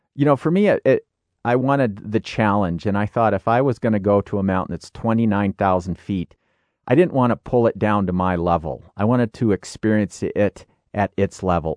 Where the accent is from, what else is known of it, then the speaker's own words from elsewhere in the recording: Illinois, United States; I grew up in Illinois